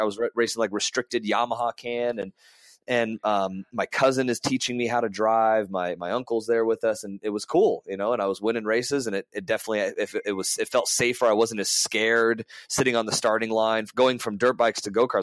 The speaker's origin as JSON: {"language": "English", "town": "Las Vegas", "region": "Nevada", "country": "United States", "tie": "born or raised there", "also_born_or_lived": "California", "said": "I was born in California, and uh, raised between California and Vegas, but Vegas has been my home almost my entire life"}